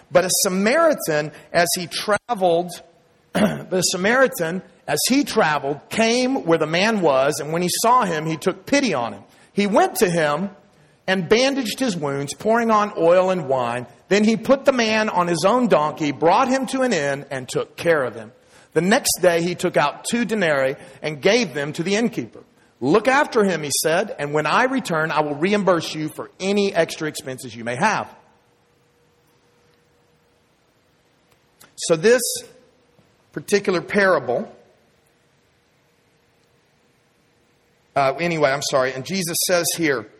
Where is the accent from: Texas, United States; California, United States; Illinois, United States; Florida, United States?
Texas, United States; accent: Texas; moved away as an adult; my Texas accent